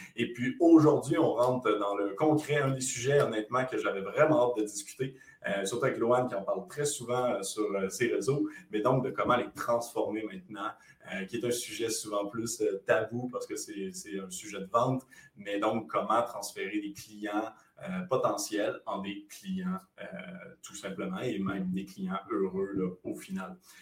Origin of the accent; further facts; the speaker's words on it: Quebec, Canada; accent: Québécois; Comme vous le reconnaissez à mon accent, nous, on est plutôt québécois